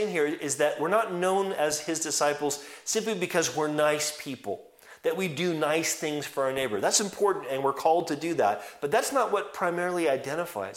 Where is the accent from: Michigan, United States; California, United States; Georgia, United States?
California, United States; moved away; I'm actually from California